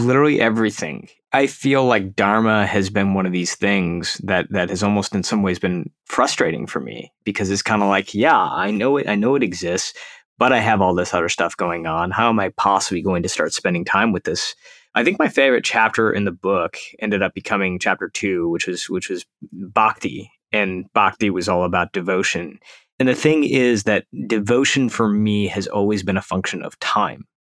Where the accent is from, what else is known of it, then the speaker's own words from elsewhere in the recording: Detroit, Michigan, United States; now in California, United States; we're originally from Detroit